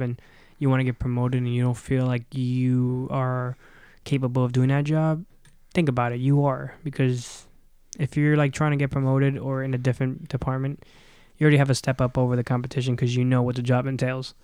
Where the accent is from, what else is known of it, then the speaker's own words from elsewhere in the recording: Miami, Florida, United States; moved away; I'm from Miami